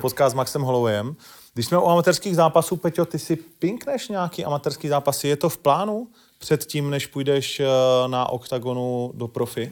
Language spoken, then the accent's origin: Czech; Ostrava, Moravian-Silesian Region, Czechia; já jsem Ostravák, takže my víme, že to není úplně jednoduchý, nebo tehdy to nebylo jednoduchý v mý době vyrůstat tam